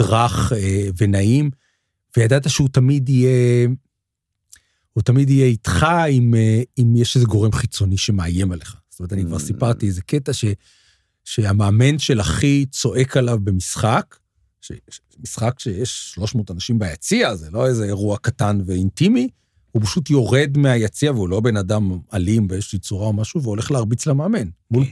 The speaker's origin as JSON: {"language": "Hebrew", "town": "Petah Tikva", "region": "Central District", "country": "Israel", "tie": "born or raised there", "said": "גדלנו, גדלנו בפתח תקווה"}